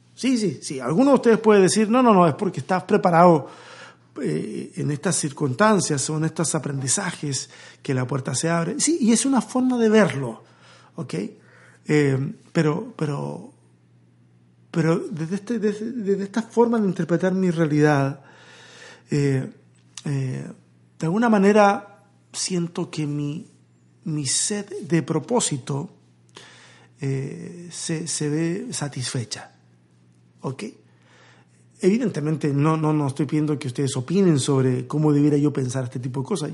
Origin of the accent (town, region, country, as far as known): Chile; moved away as an adult; now in Mexico